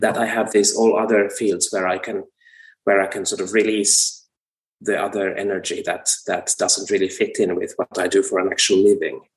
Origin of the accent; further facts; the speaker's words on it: Finland; also born or lived in United States; my home country